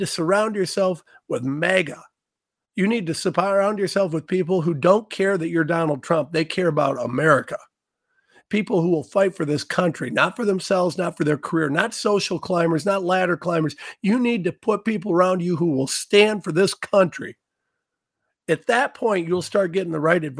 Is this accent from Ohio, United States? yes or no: yes; Ohio, United States; I'm a nobody from Ohio.